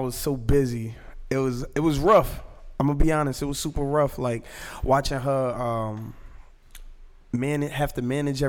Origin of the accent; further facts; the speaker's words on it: Jersey City, New Jersey, United States; I was born and raised in Jersey City, New Jersey